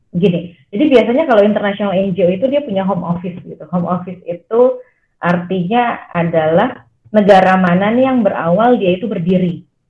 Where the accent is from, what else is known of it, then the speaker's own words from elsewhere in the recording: Jakarta, Indonesia; also born or lived in Purwokerto; Saya orang Jakarta, saya lahir Jakarta dan besar di Jakarta